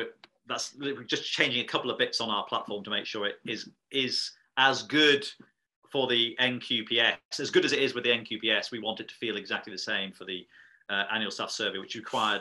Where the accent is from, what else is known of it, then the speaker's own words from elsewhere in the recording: Yorkshire and the Humber, United Kingdom; as a Yorkshireman